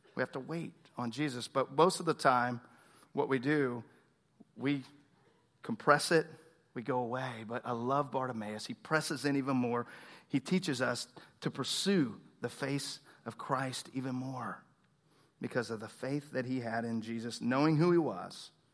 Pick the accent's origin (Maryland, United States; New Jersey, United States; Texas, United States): Texas, United States; Tomball; I grew up in Tomball